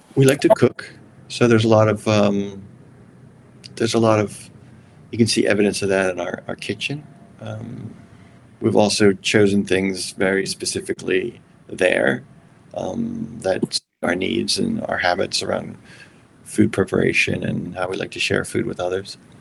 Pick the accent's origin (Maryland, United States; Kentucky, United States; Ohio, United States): Maryland, United States; I came from Maryland